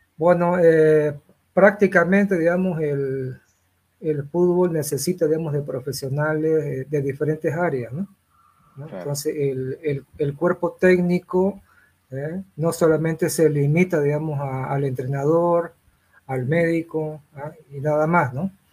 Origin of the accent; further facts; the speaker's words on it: Santa Cruz, Bolivia; me considero ya un, boliviano, un cruceño más